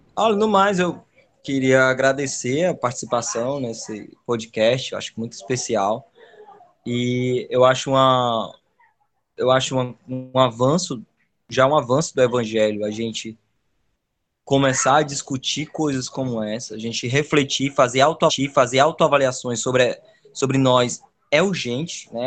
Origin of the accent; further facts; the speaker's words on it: Brazil; eu sou de Calcaia, e eu moro num lugar chamado Taquara, perto de uma serra. Cada pedacinho desse lugar eu reconheço como sendo meu também. Né? É onde está a minha história